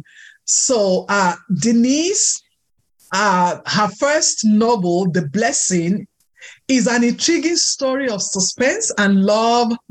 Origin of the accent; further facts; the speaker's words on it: Texas, United States; Just like myself, we're from Texas